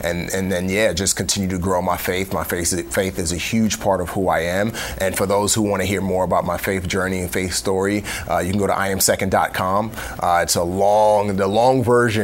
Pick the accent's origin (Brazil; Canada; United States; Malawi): United States; New York City, New York; also born or lived in West Africa; We grew up in New York City in the Bronx